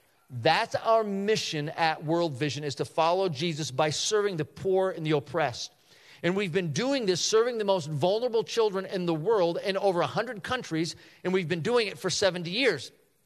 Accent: Chicago, Illinois, United States; we're from the Chicagoland area

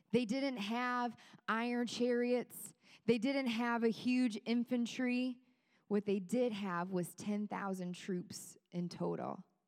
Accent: Kenosha, Wisconsin, United States; now in Greenwood, Indiana, United States; my family came in town from the beautiful state of Wisconsin

